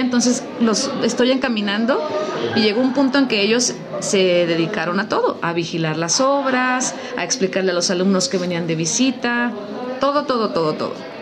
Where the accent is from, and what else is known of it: Mexico